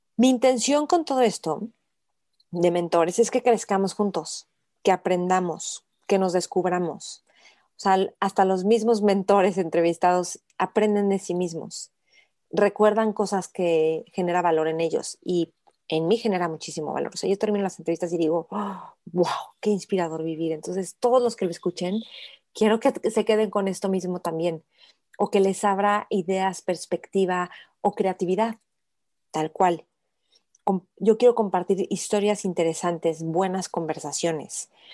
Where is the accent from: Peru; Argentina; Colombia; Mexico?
Mexico